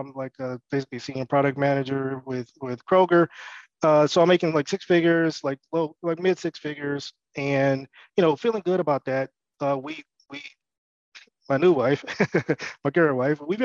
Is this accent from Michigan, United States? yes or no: yes; Detroit, Michigan, United States; also born or lived in Nashville, Tennessee; I'm from Detroit, Michigan. Mm-hmm. I grew up there